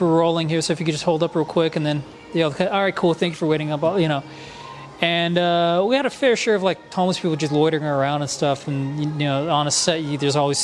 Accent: Texas, United States; moved away; also born or lived in Florida / Georgia; growing up in Texas and then living in Florida and in here

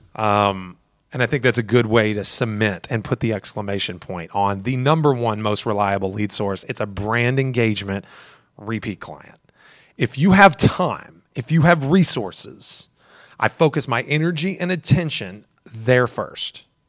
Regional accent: Elizabethtown, Kentucky, United States; now in Louisville, United States; I'm from Elizabethtown

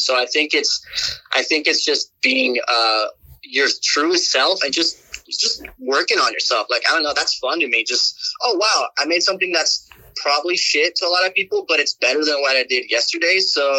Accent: the South, United States; I don't know, just like growing up in the South, like, if you got the juice.

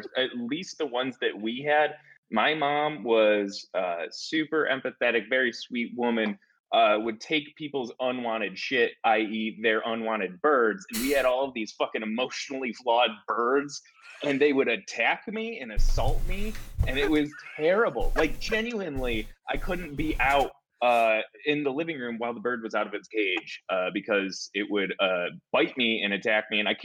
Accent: upstate New York, United States; moved away; my hometown in like upstate New York

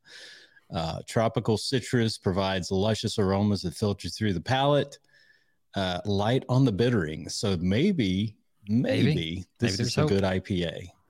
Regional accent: Tennessee, United States; here in my home state.

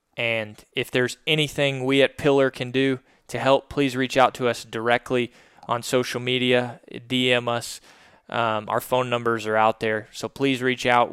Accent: Little Rock, Arkansas, United States; this is obviously where our business is located in Little Rock. Um, but this is also my hometown.

